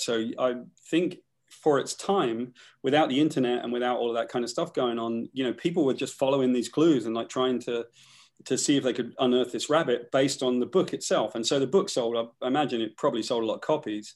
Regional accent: United Kingdom; I'm from Great Britain

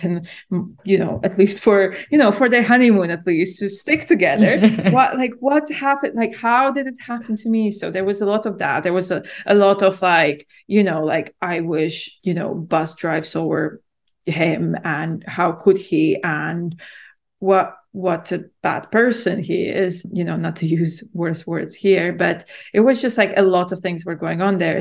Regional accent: Latvia; moved away as an adult; also born or lived in London, United Kingdom; I'm born and raised in Latvia, and then I moved to the U K to study in university in London when I was, yeah, in my early twenties.

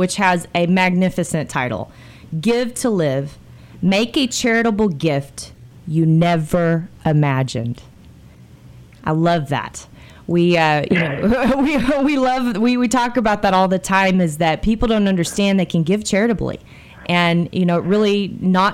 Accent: United States; just being an American

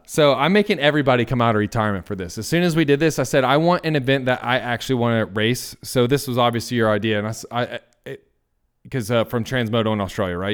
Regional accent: the South, United States; now in Nampa, Idaho, United States; I'm also from the South.

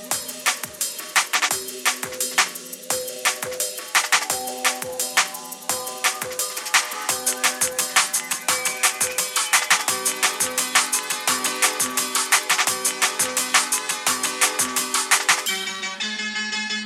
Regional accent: Southall, London, United Kingdom; I was a kid growing up in Southall

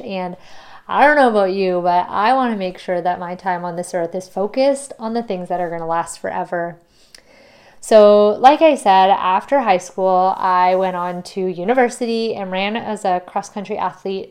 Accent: Ontario, Canada; I am from Ontario

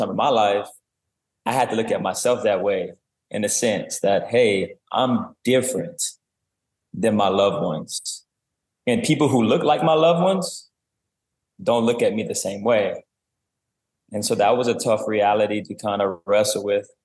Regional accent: South Louisiana, United States; I grew up in South Louisiana, a private school

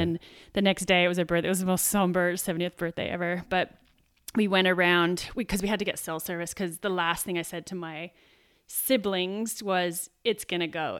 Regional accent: Sydney, New South Wales, Australia; moved away; also born or lived in Canberra; from Sydney originally

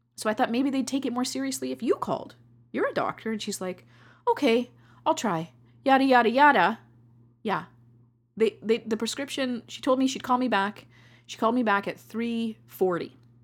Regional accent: Canada; I love being a Canadian

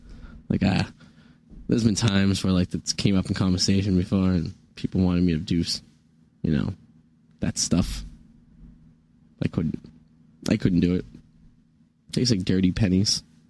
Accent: Kalamazoo, Michigan, United States; I grew up in Kalamazoo, Michigan.

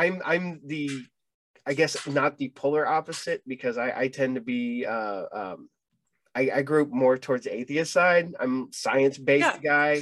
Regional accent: Ohio, United States; I'm from Ohio

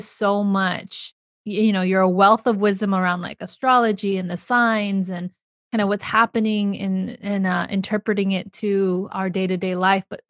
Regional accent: United States; my home country, the US

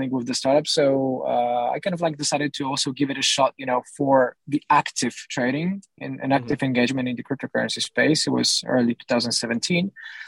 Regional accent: Poland; I come from Poland

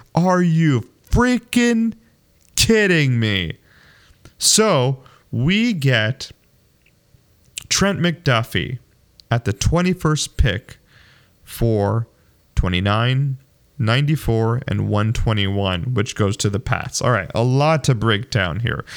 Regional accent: Arizona, United States; moved away; also born or lived in Kansas City; I grew up in Arizona

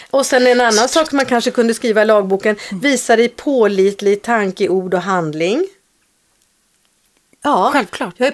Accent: Norway; Swedish is a second language; now in Sweden; och så sa jag, ja, jag är ny här, jag kommer från Norge.

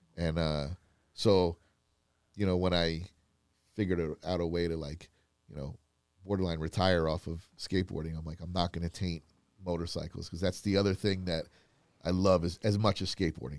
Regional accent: Florida, United States; moved away; I grew up in Florida

